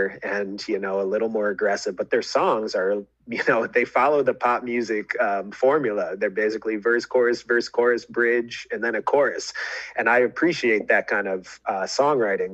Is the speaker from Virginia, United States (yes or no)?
no; Fairport, New York, United States; also born or lived in Geneva, New York; I was born in Geneva, kind of followed my dad as he had different teaching jobs, ended up in Fairport